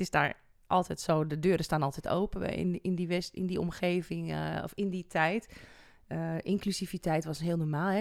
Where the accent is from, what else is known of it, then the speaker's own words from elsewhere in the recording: Netherlands; waar wij nog zoiets hebben als Nederlanders